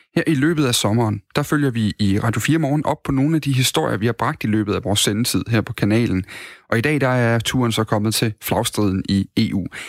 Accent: Odense, Southern Denmark, Denmark; moved away as an adult; now in Aalborg, Denmark; Jeg kommer fra, jeg kommer fra Odense oprindeligt

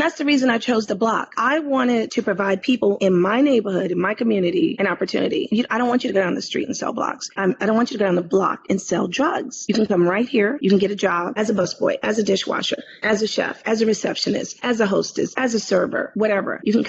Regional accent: New York City, New York, United States; Being born and raised in Harlem

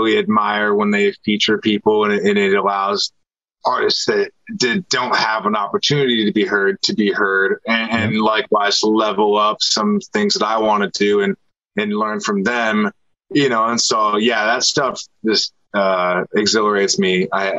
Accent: Seattle, Washington, United States; I'm from Seattle. It's all I know and love.

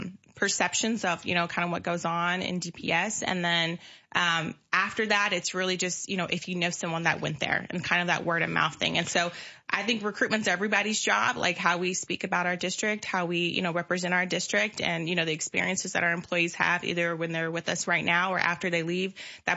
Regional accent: Decatur, Illinois, United States; also born or lived in Miami, Florida / Indiana; I'm from Decatur, Illinois. Grew up here as well. Well, I came probably mid-childhood. So I'm also a product of Decatur Public Schools. Graduated in 2009.

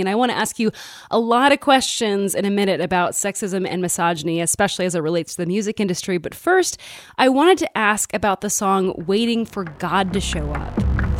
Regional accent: Midwest, United States; growing up in the Midwest

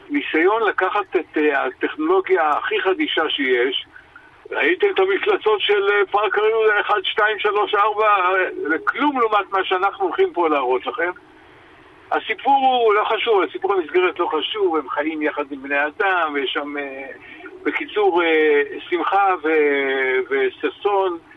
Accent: Israel

